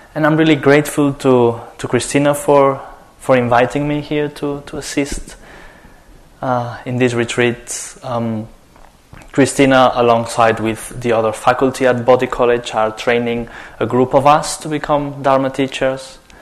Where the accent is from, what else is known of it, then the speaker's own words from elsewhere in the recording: Spain; I'm coming from Spain